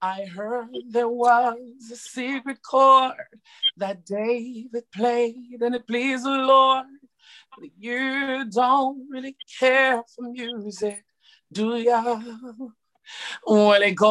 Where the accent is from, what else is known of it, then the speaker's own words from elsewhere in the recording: Saint Catherine, Jamaica; moved away as an adult; also born or lived in Spanish Town, Jamaica; now in London, United Kingdom; I'm from Jamaica and I grew up in St. Catherine